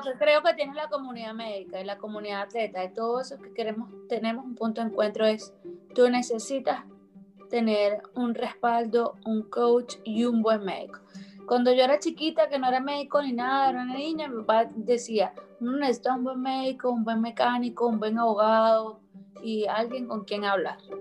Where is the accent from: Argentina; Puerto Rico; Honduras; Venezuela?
Venezuela